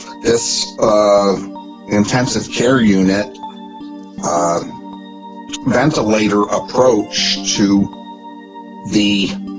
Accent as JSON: {"language": "English", "town": "Norfolk", "region": "Virginia", "country": "United States", "tie": "born or raised there", "also_born_or_lived": "Chicago, Illinois", "moved": "as an adult", "lives_now": "Evanston, United States", "said": "I grew up in Norfolk, Virginia, graduated at the top of my class at Granby High School"}